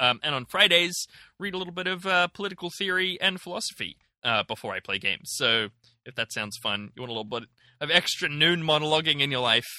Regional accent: Germany; also born or lived in Ireland; So I'm from Germany. I've lived in Ireland and I visited Aotearoa/New Zealand, close enough.

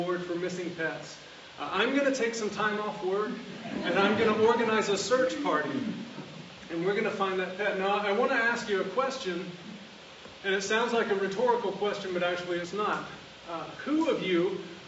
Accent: the South, United States; I'm from the South. I'm from the country.

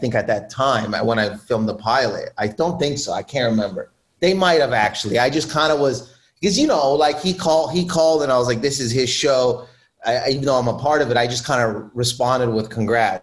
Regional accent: Windsor, Ontario, Canada; I grew up in Windsor, where I grew up, Windsor, Ontario.

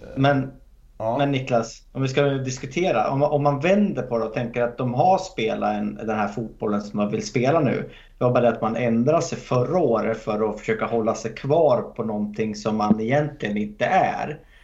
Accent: Hälsingland, Gävleborg County, Sweden; moved away; jag är från Hälsingland från början

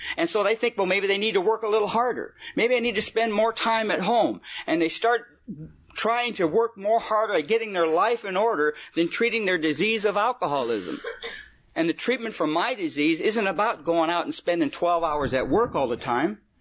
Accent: California, United States; also born or lived in Detroit, Michigan; come out to California when I was about four years old

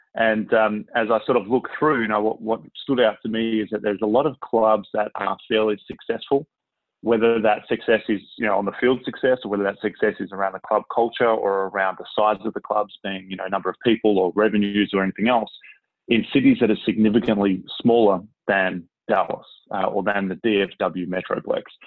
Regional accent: Melbourne, Victoria, Australia; moved away as an adult; also born or lived in Sydney, Australia; now in North Texas, United States; I grew up in Melbourne.

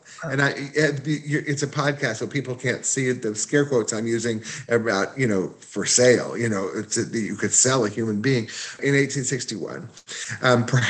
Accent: Houston, Texas, United States; moved away as an adult; also born or lived in San Antonio; now in Little Rock, United States; I was raised in Houston, as were both of my parents.

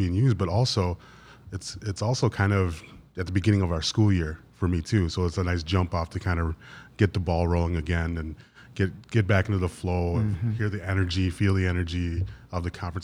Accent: Wisconsin, United States; I am from Wisconsin

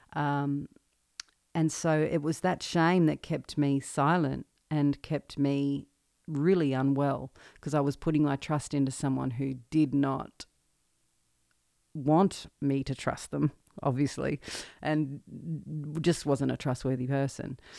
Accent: Maryborough?, central Victoria, Australia; moved away as an adult; now in Nashville, United States; Born and raised in Marupna, central Victoria, and, uh, moved to Nashville in twenty fifteen.

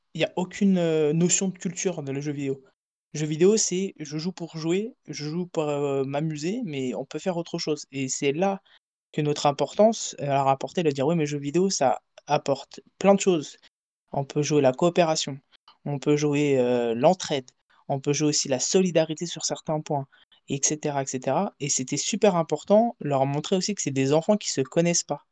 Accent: France; moved away; also born or lived in Portugal; j'ai grandi en France, je suis parti vivre à l'étranger, au Portugal.

